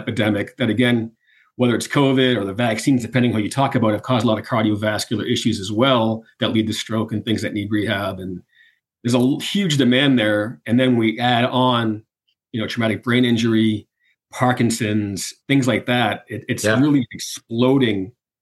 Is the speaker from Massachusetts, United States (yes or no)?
yes; Boston, Massachusetts, United States; I'm from Boston